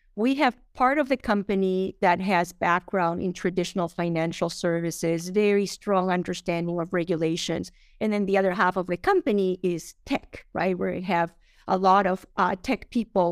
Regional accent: Colombia; moved away; I'm from Colombia

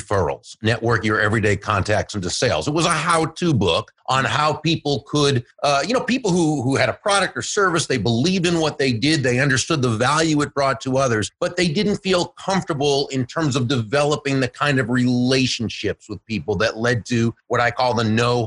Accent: Boston, Massachusetts, United States; now in Florida, United States; I live in Florida now, but I grew up in the greater Boston area

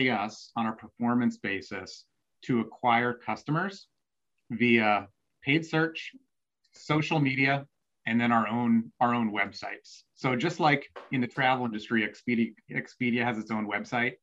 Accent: outside of Chicago, Illinois, United States; moved away as an adult; now in Seattle, United States; I grew up outside of Chicago

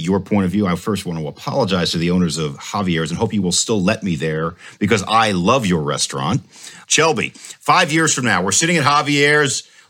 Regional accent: New York, United States; I'm from New York.

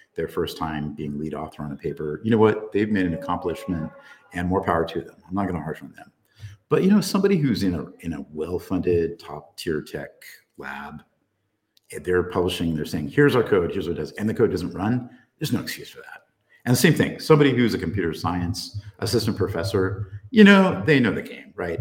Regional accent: Central Coast of California, United States; I was born down on the Central Coast of California, so uh, right around where my parents lived at the time

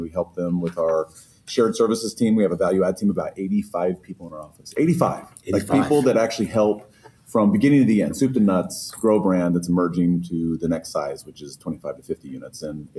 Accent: Chicago, Illinois, United States; I'm from Chicago.

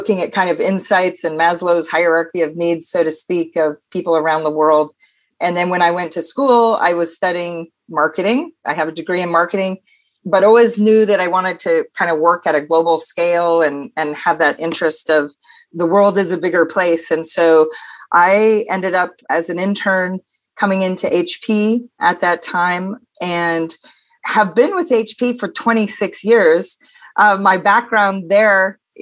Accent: Pacific Northwest, United States; also born or lived in Denmark; I'm originally from the Pacific Northwest

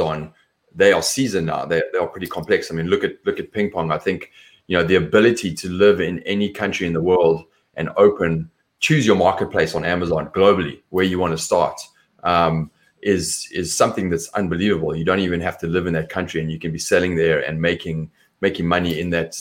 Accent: South Africa; accent: South African; My accent is different. It's South African

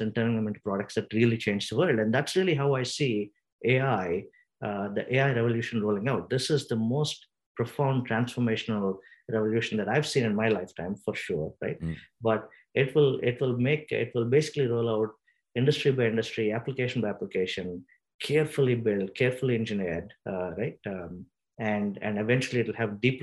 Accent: India; moved away; I come from India

